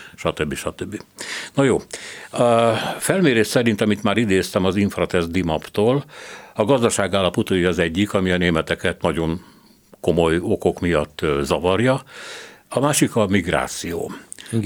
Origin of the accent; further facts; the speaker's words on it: Hungary; mi nem szovjet szellemben nőttünk föl, mert azért a kádári egy kicsit más volt, mint az NDK